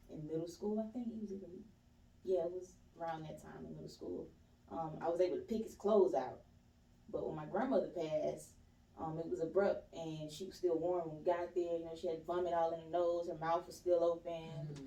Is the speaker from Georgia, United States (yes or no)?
yes; East Point, Georgia, United States; I'm born and raised in Swats Helen from East Point, Georgia.